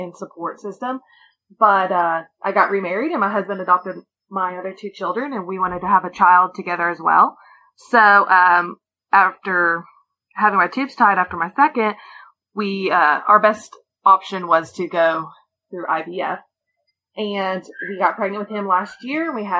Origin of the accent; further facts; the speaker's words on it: Cleveland, Tennessee, United States; I'm from Cleveland, Tennessee. I have three children.